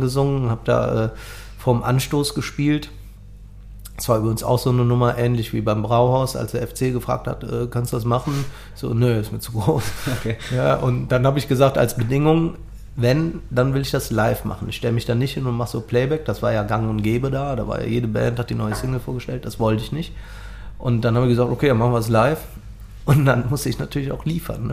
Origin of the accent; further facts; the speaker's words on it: Cologne, North Rhine-Westphalia, Germany; accent: Kölsch; first language Kölsch; ich komme aus Ehrenfeld, wohne aber jetzt seit zehn Jahren in Bickendorf